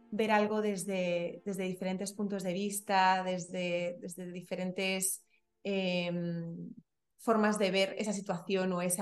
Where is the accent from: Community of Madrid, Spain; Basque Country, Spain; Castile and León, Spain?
Community of Madrid, Spain; Madrid; moved away as an adult; also born or lived in France / Belgium / China; now in Panama; yo nací y crecí en Madrid